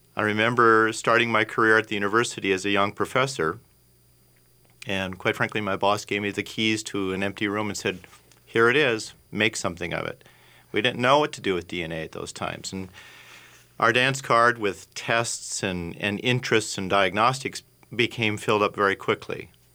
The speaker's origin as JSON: {"language": "English", "town": "Minneapolis", "region": "Minnesota", "country": "United States", "tie": "born or raised there", "said": "I'm a Minnesota boy. I grew up in the South Minneapolis area"}